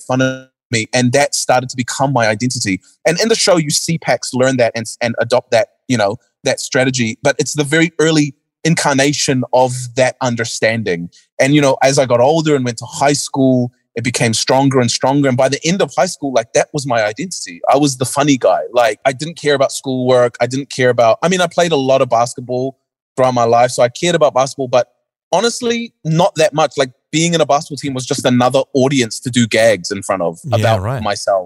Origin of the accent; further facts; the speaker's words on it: Auckland, New Zealand; also born or lived in North Shore, Auckland; born and raised in New Zealand, early parts of my life was in West Auckland